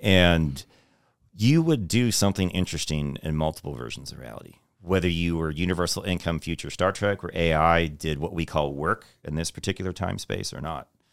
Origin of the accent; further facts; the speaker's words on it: Texas, United States; also born or lived in New York; I'm originally from New York, but I grew up in Texas